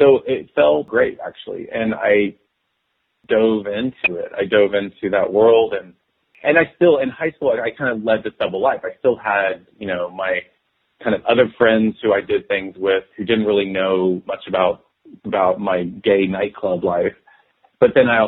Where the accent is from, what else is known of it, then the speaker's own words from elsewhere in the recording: Dallas, Texas, United States; I was born and raised in Dallas, Texas